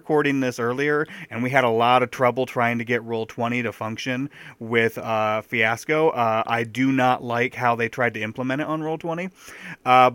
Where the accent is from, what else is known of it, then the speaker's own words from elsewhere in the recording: Owosso, Michigan, United States; I grew up in Owosso, and that is much smaller than Midland.